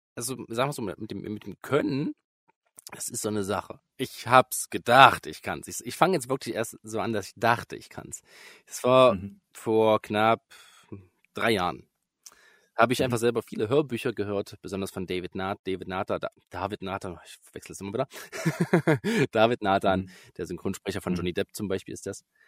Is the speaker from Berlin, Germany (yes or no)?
no; Börde district, Saxony-Anhalt, Germany; ich komme aus Sachsen-Anhalt, aus, mhm. äh, speziell aus dem Landkreis Börde.